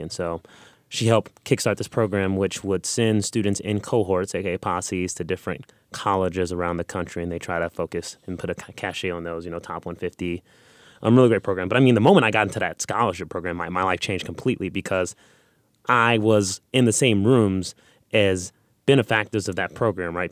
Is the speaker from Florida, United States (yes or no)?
no; Los Angeles, California, United States; I grew up in South Central Los Angeles, and I grew up in poverty